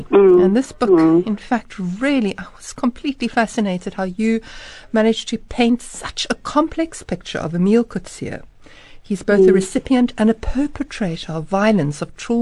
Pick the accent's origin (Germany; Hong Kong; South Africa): South Africa; as a South African